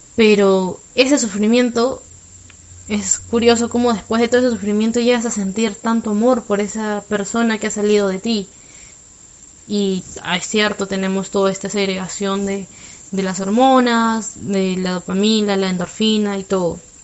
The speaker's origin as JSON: {"language": "Spanish", "region": "Lima", "country": "Peru", "said": "soy de Lima"}